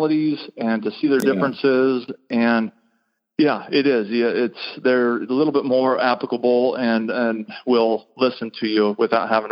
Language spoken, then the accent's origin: English; Pella, Iowa, United States; moved away; I was born in Pella, Iowa, And that is literally a touch of Holland. Is a little touch community of about 10,000 people back in central southwest Iowa